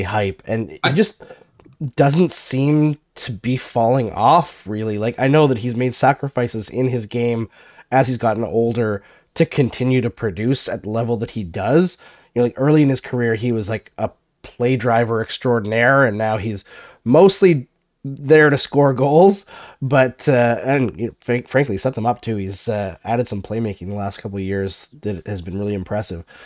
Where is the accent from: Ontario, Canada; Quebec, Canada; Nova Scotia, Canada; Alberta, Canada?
Alberta, Canada; moved away; I grew up partially in Alberta